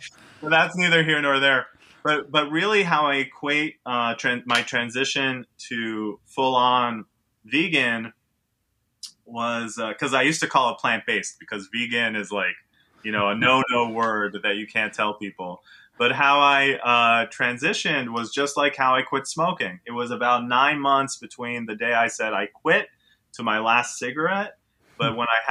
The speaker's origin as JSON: {"language": "English", "town": "New York City", "region": "New York", "country": "United States", "tie": "born or raised there", "also_born_or_lived": "Israel", "moved": "yes", "said": "I grew up on the Upper West Side. I live in Harlem now"}